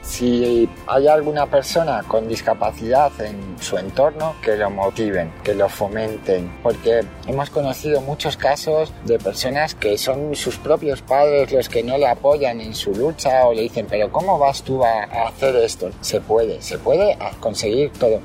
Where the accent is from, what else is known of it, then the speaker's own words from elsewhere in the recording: Madrid, Community of Madrid, Spain; tengo 36 años y nací en Madrid